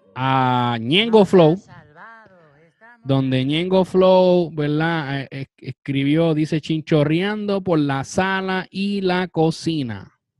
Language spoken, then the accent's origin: Spanish; Puerto Rico; Como puertorriqueños